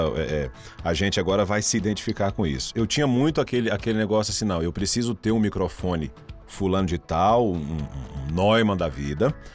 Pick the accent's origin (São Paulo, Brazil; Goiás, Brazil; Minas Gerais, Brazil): Goiás, Brazil; Caçu; now in Rio Verde, Brazil; a minha cidade natal, Caçu